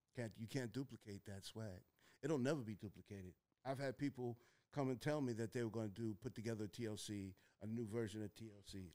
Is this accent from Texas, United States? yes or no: no; Mount Vernon, New York, United States; when I was growing up in Mount Vernon